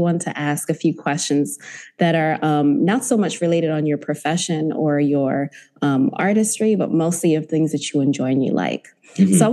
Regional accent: United States; also born or lived in Zimbabwe; I'm originally from Zimbabwe, but I've been born and raised in Washington and Maryland for most of my life

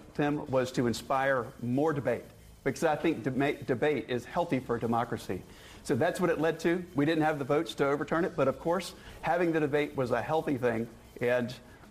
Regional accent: North Carolina, United States; I tell people that my style is distinctly North Carolinian. And I was born here in North Carolina, educated in state schools and public high schools. So I'm a true North Carolinian through and through.

